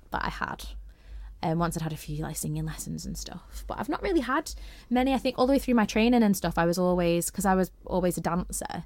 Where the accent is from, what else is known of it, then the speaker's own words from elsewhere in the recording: St Helens, North West England, United Kingdom; now in Isle of Man; I'm from Saint Helens